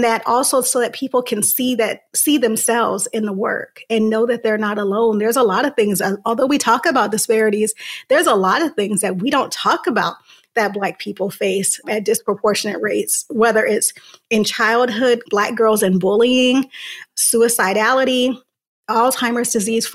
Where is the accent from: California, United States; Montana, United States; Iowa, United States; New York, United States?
California, United States; Santa Ana; I'm from Southern California, a city called Santa Ana, which is about 30 minutes south of Los Angeles, but still very much a city with big city problems, particularly growing up in the 90s